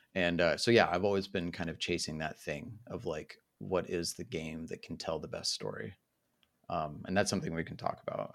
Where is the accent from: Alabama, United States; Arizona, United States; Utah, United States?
Utah, United States; moved away as an adult; also born or lived in Illinois / Southern Germany; now in Germany; I was uh, born and raised in Utah